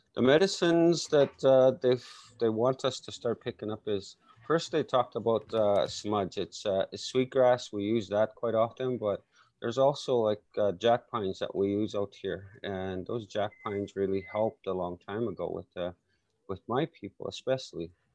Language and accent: English; Saskatchewan, Canada; I grew up in Canada, Saskatchewan